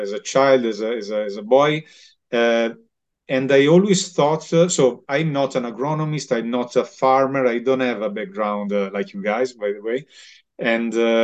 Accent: Milan, Lombardy, Italy; I'm from Milan. So Lombardy is a very meat-oriented region

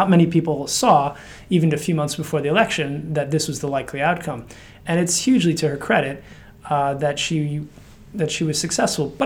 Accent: United States; accent: American; also born or lived in Slovakia; you can sense from my accent, it's an American accent. That's where I've lived longest

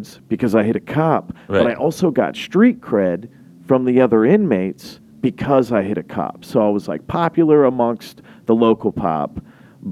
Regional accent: Nashville, Tennessee, United States; moved away as an adult; now in Los Angeles, United States; Born and raised Nashville, Tennessee

